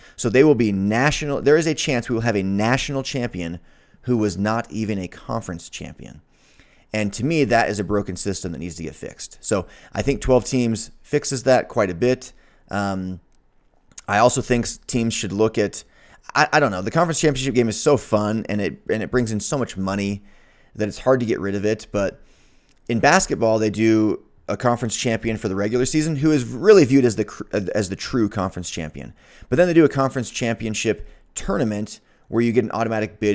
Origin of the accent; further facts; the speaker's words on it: Salt Lake City, Utah, United States; being from Utah, growing up in Salt Lake City, where University of Utah is, I'm proud.